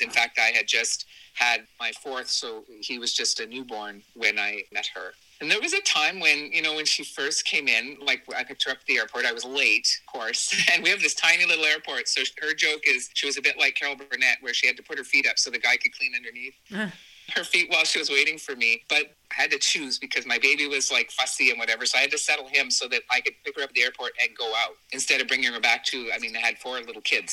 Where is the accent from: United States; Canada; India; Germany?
Canada; southern Ontario; born or raised there